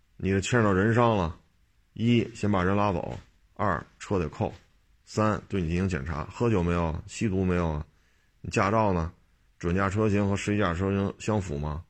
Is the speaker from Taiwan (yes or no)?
no; Beijing, China; 我生在这儿，长在这儿啊